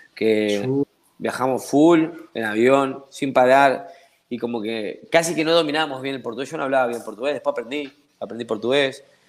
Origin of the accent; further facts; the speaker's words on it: Argentina; accent: Argentine; moved away as an adult; now in Ecuador; yo soy de Argentina